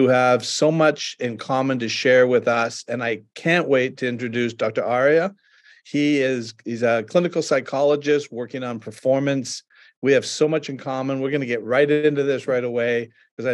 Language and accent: English; Canada; I'm from Canada